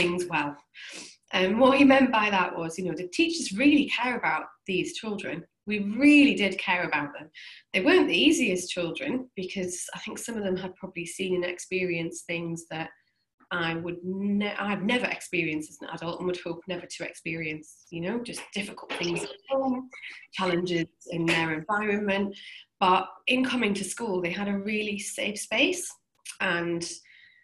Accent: Newcastle upon Tyne, North East England, United Kingdom; I'm from Newcastle in the northeast of England.

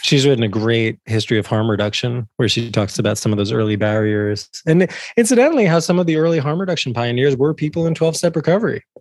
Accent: New Jersey, United States; growing up in North Jersey in the eighties and nineties

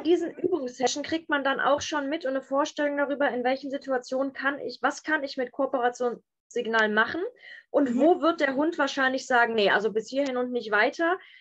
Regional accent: Bonn, North Rhine-Westphalia, Germany; Ich komme aus Bonn und da habe ich die mobile Hundeschule

